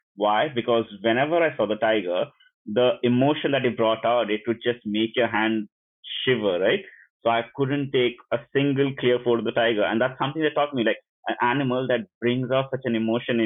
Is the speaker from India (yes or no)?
yes; Puducherry, India; moved away as an adult; now in Bologna, Italy; I am from India, and I come from a small town on the southeast coast of India called Pondicherry